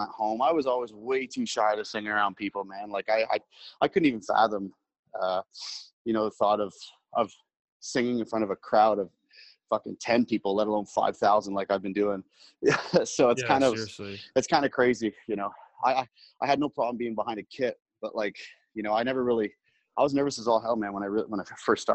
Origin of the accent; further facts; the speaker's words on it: North Bay, Ontario, Canada; growing up in North Bay